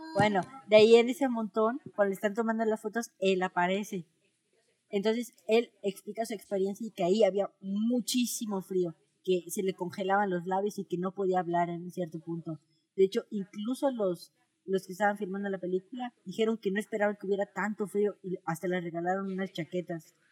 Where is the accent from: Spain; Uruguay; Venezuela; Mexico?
Mexico; somos mexicanos.